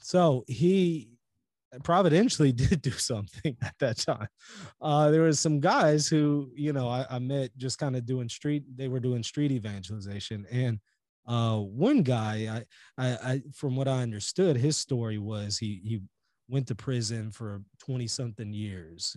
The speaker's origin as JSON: {"language": "English", "region": "Louisiana", "country": "United States", "tie": "born or raised there", "also_born_or_lived": "Israel", "said": "I was born here in the United States in Louisiana"}